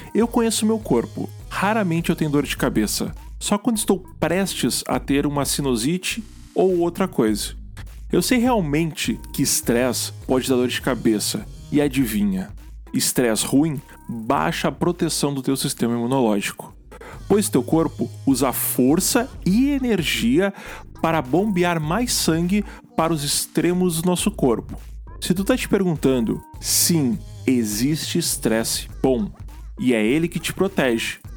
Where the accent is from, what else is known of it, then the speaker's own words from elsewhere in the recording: Gaúcho, Rio Grande do Sul, Brazil; como um bom gaúcho